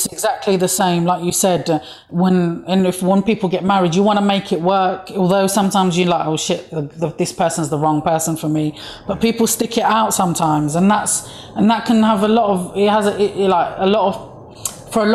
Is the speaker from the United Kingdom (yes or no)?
yes; London, United Kingdom; I'm from East London